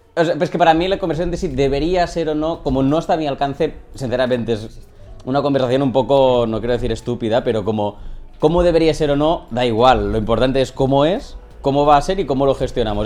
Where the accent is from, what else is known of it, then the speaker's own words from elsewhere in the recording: Catalonia, Spain; soy un creador catalán que se pasa al castellano